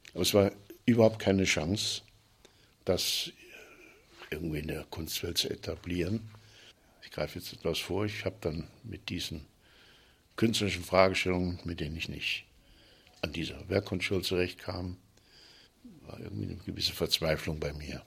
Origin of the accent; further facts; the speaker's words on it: Fulda, Hesse, Germany; Ich bin 39 geboren in Fulda